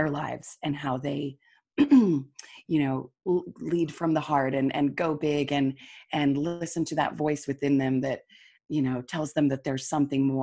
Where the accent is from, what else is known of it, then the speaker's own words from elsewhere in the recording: Utah, United States; moved away as an adult; also born or lived in Seoul / Taipei / Sydney / Melbourne; I live in Salt Lake City. I was raised here in Utah